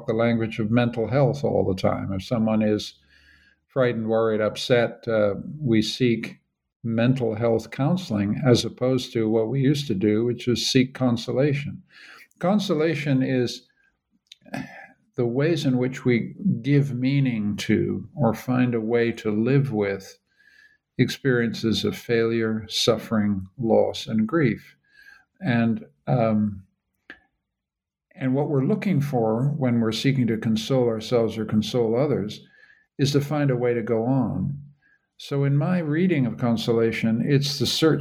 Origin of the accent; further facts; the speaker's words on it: Canada; now in Vienna, Austria; I'm a Canadian.